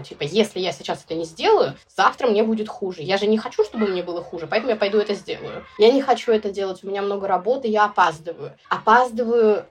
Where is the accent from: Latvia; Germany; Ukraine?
Ukraine; Sevastopol, Crimea; я родилась в Севастополе